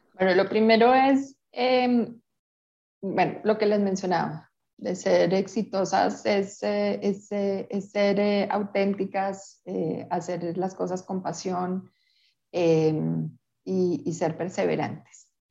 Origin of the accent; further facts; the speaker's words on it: Peru; now in Colombia; yo crecí en Perú y tengo amigas peruanas